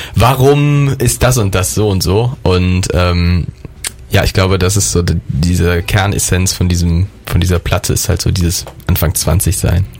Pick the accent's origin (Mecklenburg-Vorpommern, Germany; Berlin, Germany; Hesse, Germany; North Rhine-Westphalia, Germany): North Rhine-Westphalia, Germany; Derichsweiler; moved away as an adult; now in Cologne, Germany; ich bin aus meinem Heimatdorf, einem ganz, ganz kleinen Dorf zwischen äh, Düren und Aachen bin ich groß geworden.